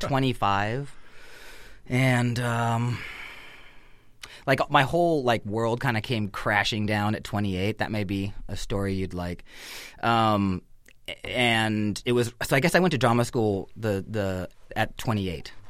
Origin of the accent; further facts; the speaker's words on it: Northern California, United States; growing up in Northern California, you just have that opportunity to be outside a lot